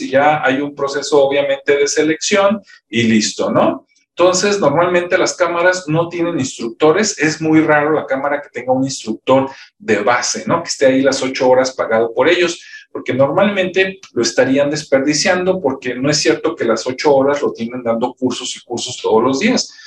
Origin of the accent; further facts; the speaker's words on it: Mexico; hay muchísimas acá en mi país, pero por ejemplo, pues no sé, está el TEC de Monterrey, está la Universidad de Guadalajara, la UNAM